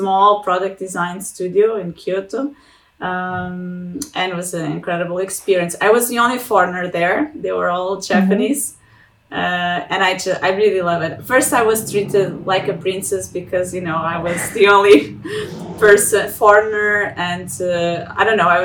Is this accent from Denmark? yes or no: no; Portugal; moved away as an adult; also born or lived in Lisbon / Treviso, Italy; I'm from Portugal